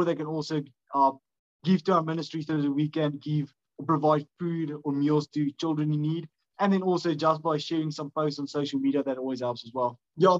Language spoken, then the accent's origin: English; South Africa; Unfortunately, that's the only online payment method that we can do since we're from South Africa.